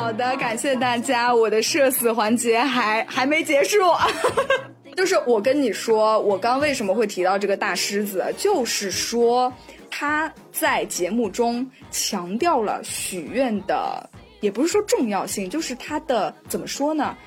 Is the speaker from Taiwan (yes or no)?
no; China; 我们中国人就非常喜欢许愿